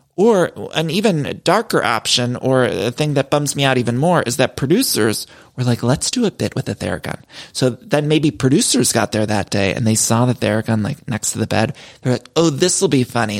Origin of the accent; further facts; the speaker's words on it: Solon, Ohio, United States; growing up in Ohio, but back in Seoul in Ohio, my hometown, they had a place called Dress Barn.